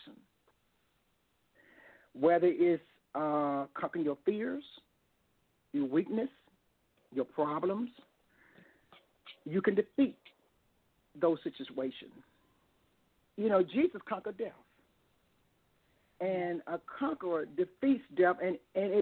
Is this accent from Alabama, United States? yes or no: yes; Tuscaloosa, Alabama, United States; Stemmer College in Tuscaloosa, my hometown